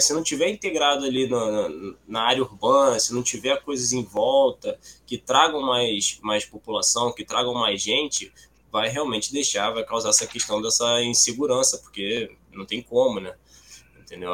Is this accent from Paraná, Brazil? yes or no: no; Baixada Fluminense, Rio de Janeiro, Brazil; also born or lived in Nova Iguaçu; Eu moro aqui no, em Nova Iguaçu, sou da Baixada Fluminense, Rio de Janeiro.